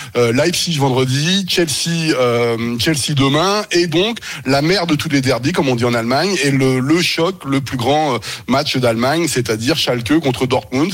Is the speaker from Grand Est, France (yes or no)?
no; Normandy, France; je suis normand, moi, d'origine